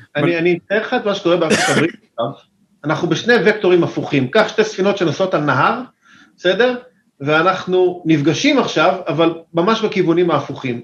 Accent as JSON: {"language": "Hebrew", "country": "Israel", "said": "אני ישראלי, אמנם יש לי מקורות אמריקאים, משפחה קצת אמריקאית, אבל אני ישראלי לחלוטין"}